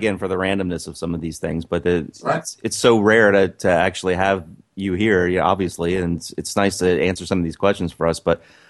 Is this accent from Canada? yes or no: no; United States; as an American